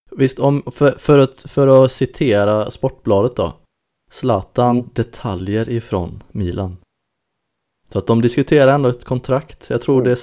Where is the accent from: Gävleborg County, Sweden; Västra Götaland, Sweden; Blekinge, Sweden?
Blekinge, Sweden; Karlskrona; jag kommer ihåg, eh, jag är uppvuxen i Karlskrona.